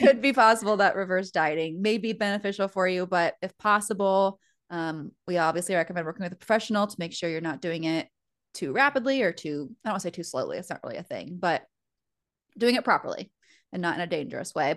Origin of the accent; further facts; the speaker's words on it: United States; now in Fort Wayne, United States; we're American